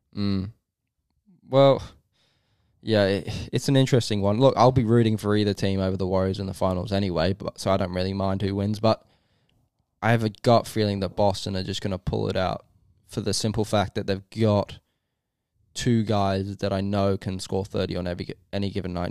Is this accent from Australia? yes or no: yes; Australia; also born or lived in England; as an Australian